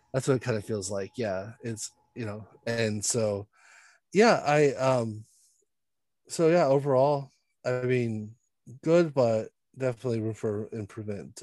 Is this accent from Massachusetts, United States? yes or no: no; San Diego, California, United States; I grew up in San Diego, very far away from that area of San Diego, but I grew up in the county